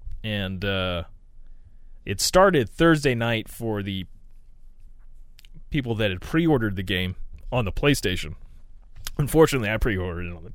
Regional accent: United States; I am an American. And, I've lived my whole life here

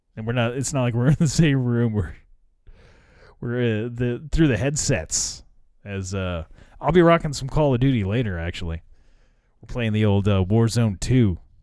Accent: United States; I probably could have gone to Russia as an American

